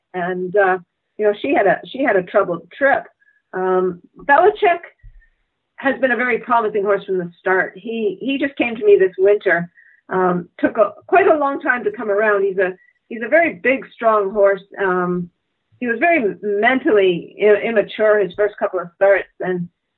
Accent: Canada; as a Canadian racing

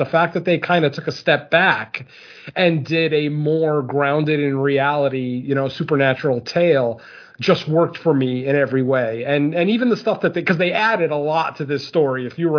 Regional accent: Connecticut, United States; I'm from Connecticut

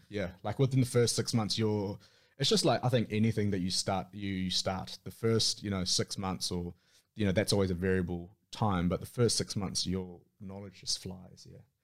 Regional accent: Auckland, New Zealand; born and raised in Auckland, most of my time in Auckland with little stints outside of Auckland

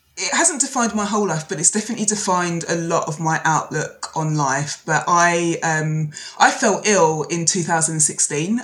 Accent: London, United Kingdom; I'm a Londoner

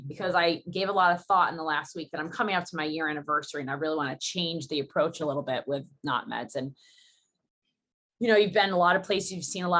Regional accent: United States; I'm so American

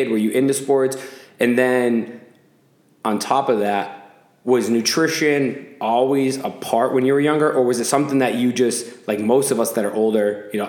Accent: Spokane, Washington, United States; moved away; also born or lived in San Diego, California; I grew up in Spokane, Washington.

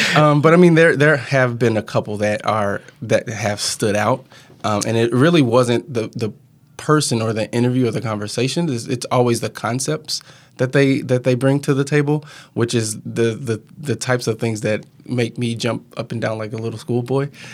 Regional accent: Mounds, Illinois, United States; moved away; also born or lived in Wisconsin; I grew up in Southern Illinois, um, small town called Mounds, Illinois

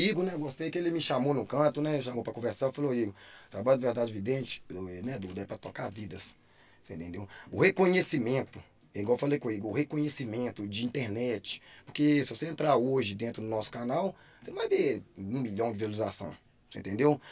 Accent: Caeté, Minas Gerais, Brazil; eu sou de Caeté

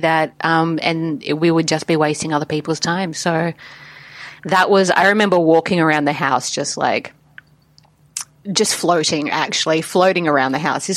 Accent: Adelaide, South Australia, Australia; Adelaide's my hometown, South Australia.

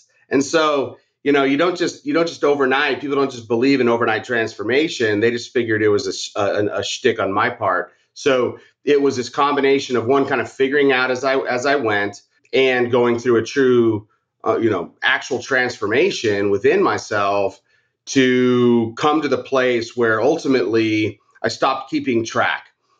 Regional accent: Arizona, United States; So like here in Arizona, I'm from Arizona.

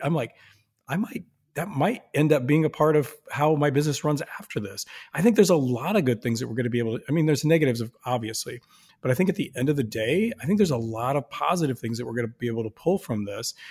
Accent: Sioux Falls, South Dakota, United States; I'm from Sioux Falls, South Dakota.

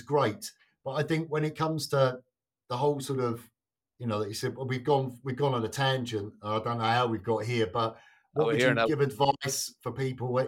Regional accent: England, United Kingdom; now in Sweden; being English

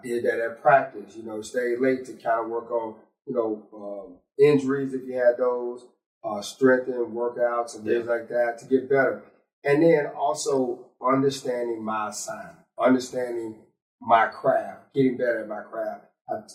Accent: Mound Bayou, Mississippi, United States; native of Mount Bayou, Mississippi

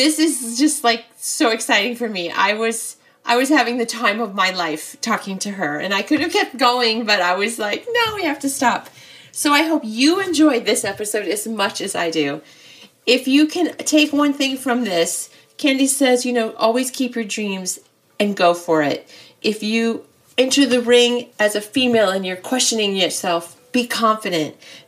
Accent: Mechanicsville, Iowa, United States; I mean, I'm from Mechanicsville, so we're like practically neighbors still.

